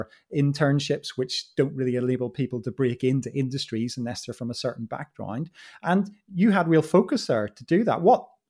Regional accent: Northern Ireland, United Kingdom; in with all the posh kids working in politics for me from Northern Ireland was really interesting. My accent changed a little bit accordingly

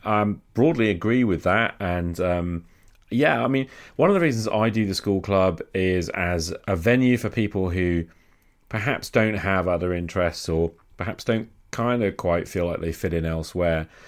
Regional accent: United Kingdom; as a Brit

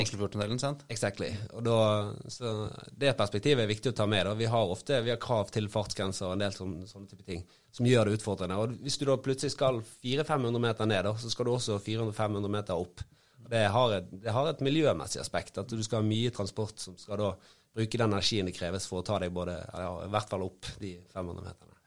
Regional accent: Bergen, Vestland, Norway; som bergenser

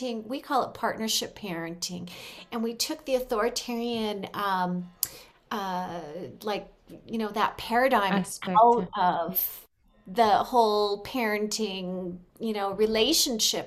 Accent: Los Angeles, California, United States; moved away as an adult; now in Mexico; we are from California

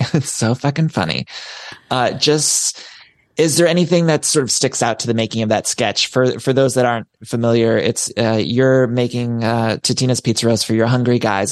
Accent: Solon, Ohio, United States; we grew up in this similar area. I'm from Solon, Ohio

